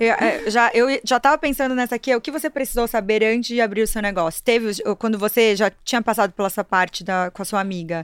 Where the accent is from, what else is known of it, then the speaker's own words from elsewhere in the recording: Brazil; Eu sou interiorana, não tinha lá em Marechal